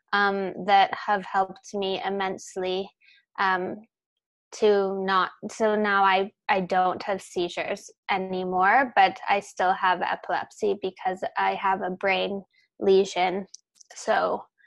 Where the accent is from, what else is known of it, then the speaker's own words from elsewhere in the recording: Calgary, Alberta, Canada; I'm from Calgary, Alberta in Canada